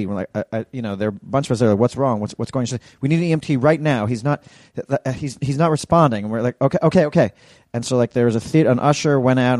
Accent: New York City, New York, United States; I'm from New York City. I love being in New York City.

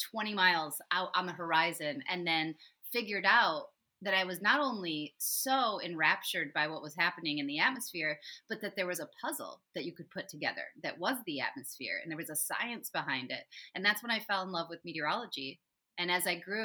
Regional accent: West Michigan, United States; also born or lived in California; I was born in California, but I grew up in West Michigan

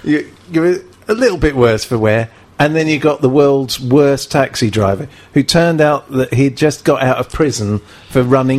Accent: Wales, United Kingdom; So you can't tell I'm Welsh.

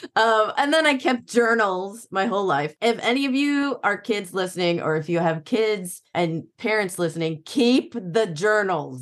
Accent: Illinois, United States; I grew up in Illinois

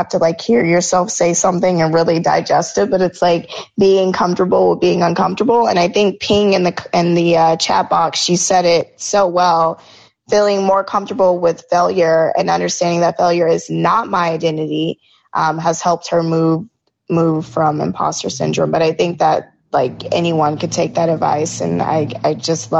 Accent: Georgia, United States; I grew up in Georgia

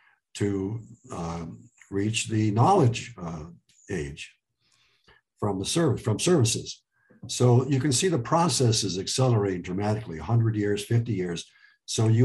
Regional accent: Cleveland Heights, Ohio, United States; English is a second language; also born or lived in Lebanon; we grew up in Cleveland Heights

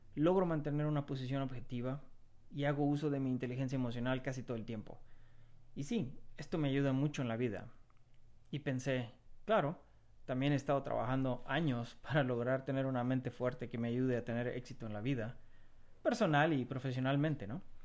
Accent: Mexico; moved away; el estar lejos de mi tierra, de, de mi México lindo y querido

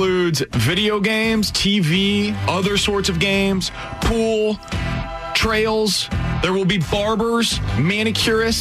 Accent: Kansas City, United States; I was growing up in Kansas City

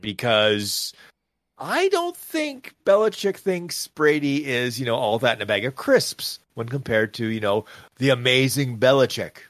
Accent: Canada; I say this as a Canadian

